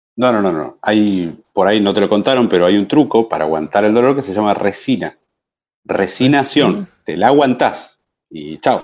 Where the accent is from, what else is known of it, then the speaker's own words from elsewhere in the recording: Argentina; Pero yo soy argentina, soy argentino, vivo en este momento acá